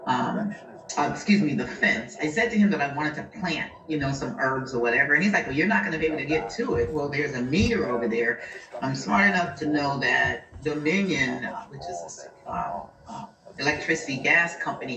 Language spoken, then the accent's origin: English; United States; growing up in America